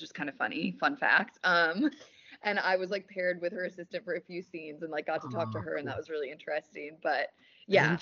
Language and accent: English; Wisconsin, United States; now in Los Angeles, United States; I'm from Wisconsin